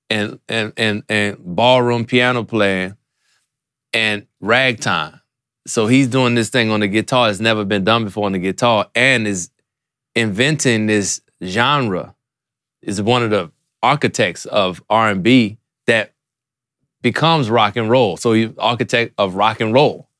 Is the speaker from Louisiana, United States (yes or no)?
yes; New Orleans, Louisiana, United States; growing up in New Orleans